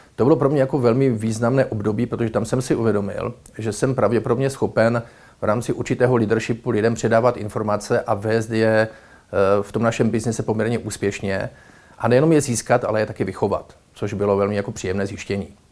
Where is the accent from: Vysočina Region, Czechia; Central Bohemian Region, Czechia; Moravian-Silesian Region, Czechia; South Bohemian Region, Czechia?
Moravian-Silesian Region, Czechia; Ostrava region; jsem z Ostravska